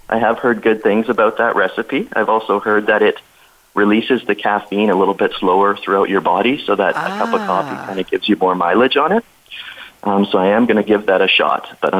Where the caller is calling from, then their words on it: Kamloops, British Columbia, Canada; Yeah, so I am calling from Kamloops, British Columbia in Canada. So for those of you who may not have heard of it, it's just about a couple hours away from Vancouver. So beautiful little town nestled in the mountains